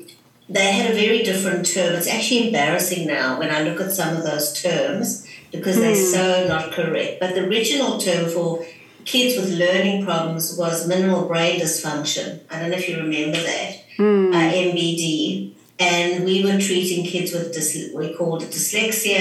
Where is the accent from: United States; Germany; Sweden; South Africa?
South Africa; moved away as an adult; also born or lived in Johannesburg; now in Sydney, Australia; I'm originally from South Africa, but I now live in Sydney, Australia